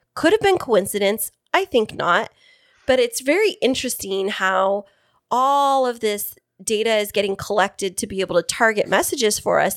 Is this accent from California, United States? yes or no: yes; Fresno, California, United States; now in East County, San Diego area, United States; I'm from Central California